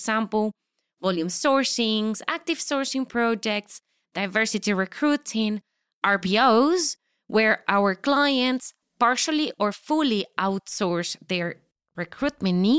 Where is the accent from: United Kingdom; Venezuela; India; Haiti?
Venezuela; moved away as an adult; now in Switzerland; I'm coming from Venezuela. Have been living in Switzerland for 19 years.